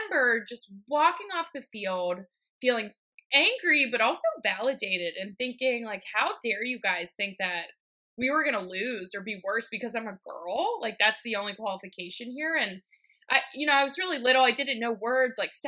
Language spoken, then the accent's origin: English; Pittsburgh, Pennsylvania, United States; I grew up in Pittsburgh, Pennsylvania